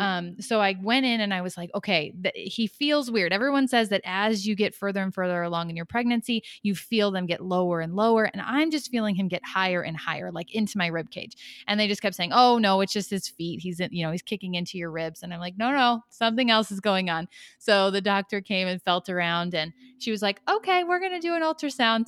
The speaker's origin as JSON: {"language": "English", "town": "Chicago", "region": "Illinois", "country": "United States", "moved": "as an adult", "lives_now": "Knoxville, United States", "said": "originally from the Chicagoland area, but my husband and I and our family relocated to Knoxville, Tennessee about a year and a half ago"}